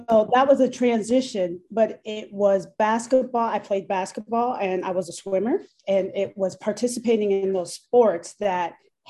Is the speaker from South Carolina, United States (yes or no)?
no; Minneapolis, Minnesota, United States; also born or lived in Brooklyn Park, Minnesota / Champaign, Illinois; I grew up in Minneapolis, Minnesota